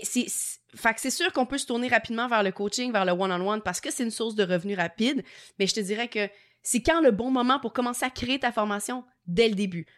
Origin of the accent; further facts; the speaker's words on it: Quebec, Canada; accent: Québécois; mon petit accent québécois